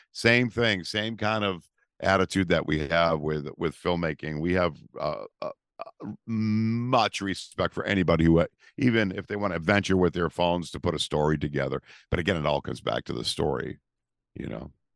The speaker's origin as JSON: {"language": "English", "region": "Massachusetts", "country": "United States", "said": "we're from Massachusetts"}